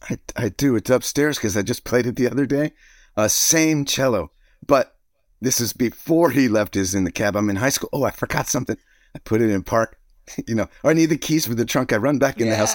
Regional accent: Alexandria, Virginia, United States; moved away; my hometown in Alexandria

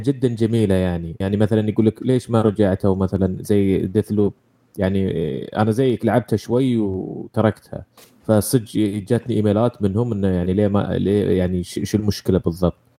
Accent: Saudi Arabia; عندنا في السعودية

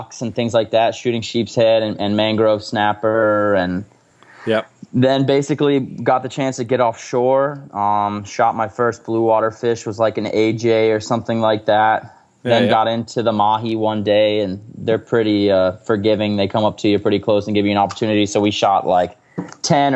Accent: Jensen Beach, Florida, United States; born or raised there; moved away as an adult; also born or lived in Stuart, Florida; now in Costa Rica

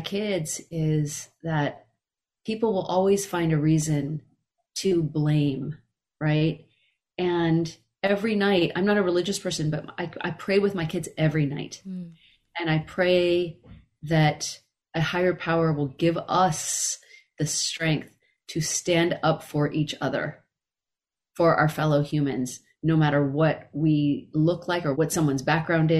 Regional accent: Carmichael, California, United States; now in Los Angeles, United States; I left Carmichael and moved to Los Angeles

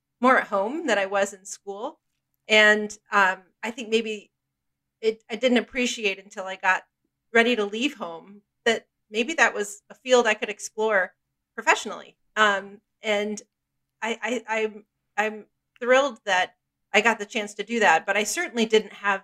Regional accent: near Binghamton, New York, United States; I grew up in a very small little town outside of Binghamton, New York

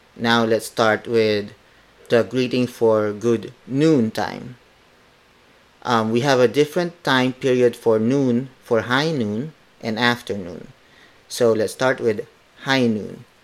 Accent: Philippines

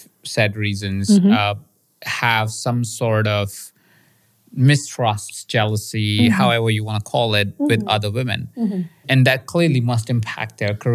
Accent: India; moved away; I was born in India

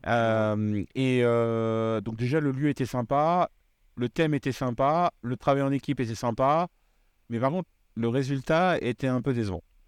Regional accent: Réunion; je viens de La Réunion

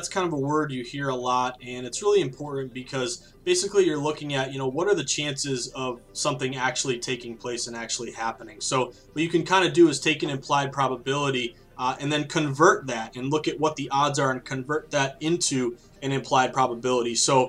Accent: Philadelphia, Pennsylvania, United States; I'm from Philadelphia, I'm a diehard Eagles fan

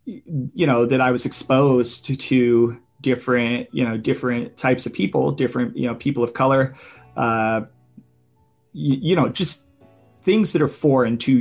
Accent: Midwestern United States, United States; I grew up in Midwestern United States

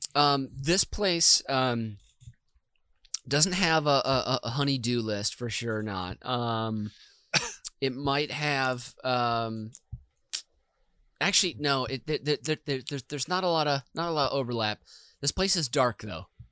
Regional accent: Minnesota, United States; as a boy in Minnesota

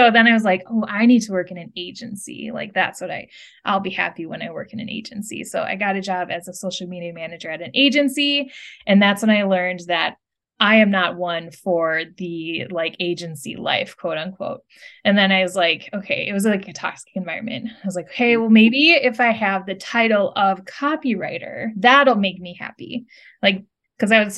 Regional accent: Midwest, United States; growing up in the Midwest

